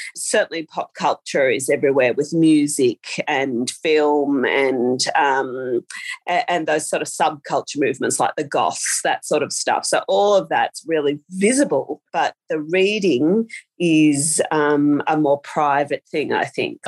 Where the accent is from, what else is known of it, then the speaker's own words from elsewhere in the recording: Australia; I have lived in small rural towns almost all of my life